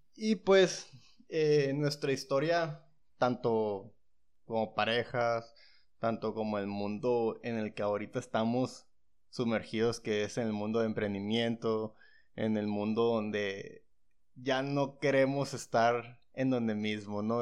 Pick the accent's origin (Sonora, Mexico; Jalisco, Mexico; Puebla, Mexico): Sonora, Mexico; San Luis Río Colorado; San Luis Río Colorado